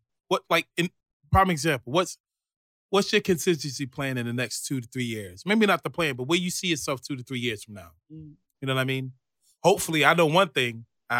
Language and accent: English; New York City, New York, United States; I'm from Brooklyn